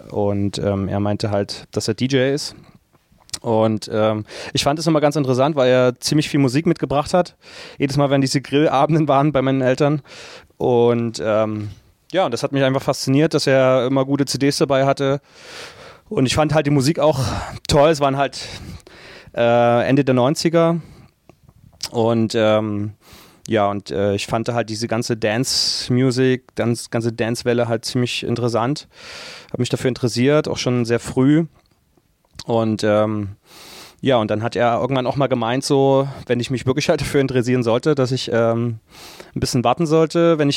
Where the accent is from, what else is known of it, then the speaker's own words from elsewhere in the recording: Dresden, Saxony, Germany; also Dresden, ich, ich, wohne ja schon immer in Dresden. Dresden ist meine Heimat und ähm, ich fühle mich da sehr wohl, habe äh, meine Base.